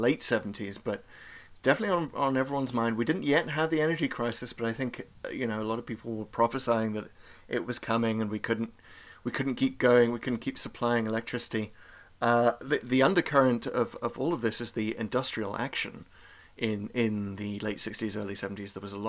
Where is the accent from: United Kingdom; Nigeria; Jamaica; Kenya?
United Kingdom; as a Brit in the early 70s